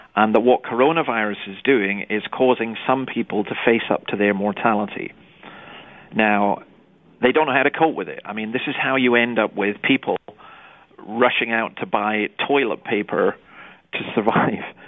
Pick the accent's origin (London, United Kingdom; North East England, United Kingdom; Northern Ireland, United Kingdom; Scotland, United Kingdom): Scotland, United Kingdom; I grew up in Scotland